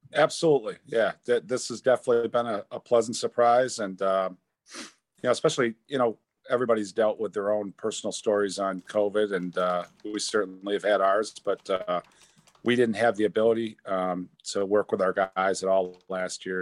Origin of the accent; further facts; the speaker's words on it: New York, United States; I'm a New Yorker.